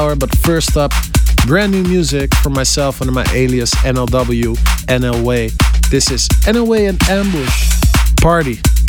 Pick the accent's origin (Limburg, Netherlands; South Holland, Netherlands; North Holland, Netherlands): South Holland, Netherlands; Rotterdam; Rotterdam is actually my hometown